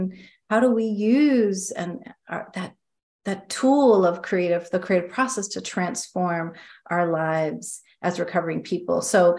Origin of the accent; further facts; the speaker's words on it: Midwest, United States; also born or lived in East Coast; now in San Francisco, United States; I grew up in Midwest, East Coast, and I moved to San Francisco, where I'm currently living.